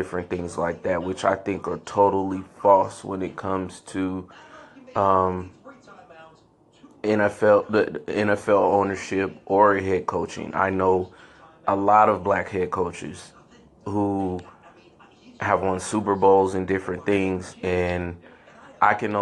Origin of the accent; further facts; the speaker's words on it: San Francisco, California, United States; I grew up in San Francisco